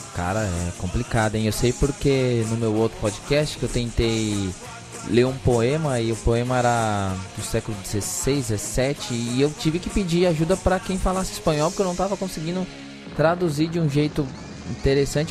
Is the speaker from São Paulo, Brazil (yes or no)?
yes; São Paulo, Brazil; accent: Zona Sul (São Paulo); Um cara da Zona Sul de São Paulo falando com o sotaque da Zona Sul